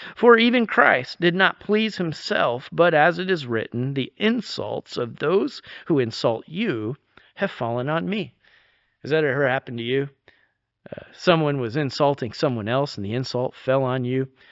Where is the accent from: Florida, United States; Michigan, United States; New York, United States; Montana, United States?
New York, United States; moved away; growing up in New York